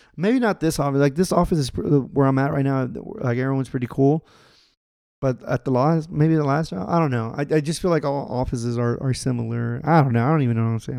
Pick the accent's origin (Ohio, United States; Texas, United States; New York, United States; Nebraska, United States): Texas, United States; also born or lived in Los Angeles; we're both from Texas